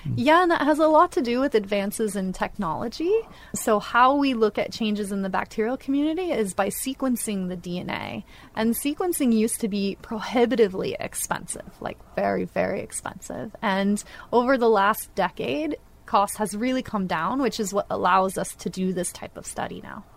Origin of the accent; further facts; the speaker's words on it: northwest Florida, United States; moved away; I'm originally from Florida, the northwest part